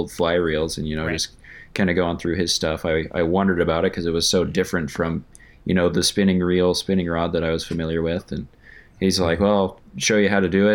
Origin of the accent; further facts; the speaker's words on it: Wyoming, United States; also born or lived in Colorado / Fairbanks, Alaska; now in Anchorage, United States; So I was actually born in Colorado, but when I was 7 or 8, you know, my family moved to Wyoming. So I consider that to be where I grew up